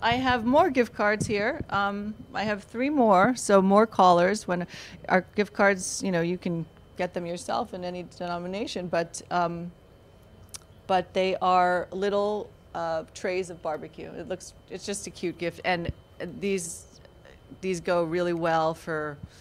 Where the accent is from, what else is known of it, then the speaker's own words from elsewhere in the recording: New York, United States; now in Florida, United States; I grew up in New York actually